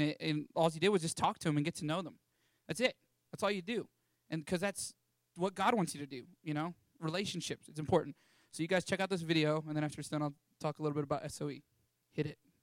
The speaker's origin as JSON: {"language": "English", "town": "Canyon", "region": "Texas", "country": "United States", "tie": "born or raised there", "moved": "as an adult", "said": "born and raised in Canyon, Texas"}